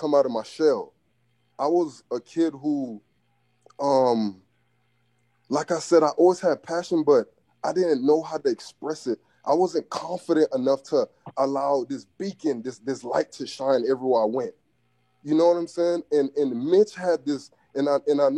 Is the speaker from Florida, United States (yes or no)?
yes; Miami, Florida, United States; I'm from Biscayne, so I was raised around like 79th Street, 80, 81st, 88, 85th, 86th, around that area